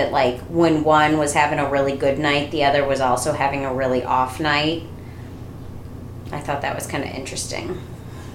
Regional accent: St. Louis, Missouri, United States; I'm from St. Louis.

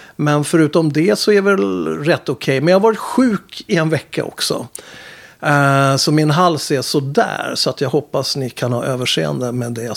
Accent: Upplands Väsby, Stockholm County, Sweden; jag är, från Väsby

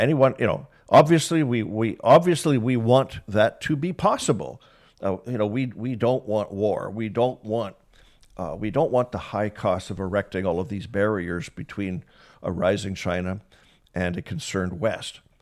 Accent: Canada; as a Canadian and having that job as the comms chief

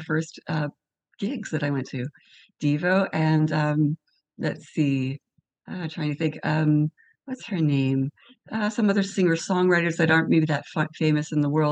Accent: New York, United States; I grew up in New York

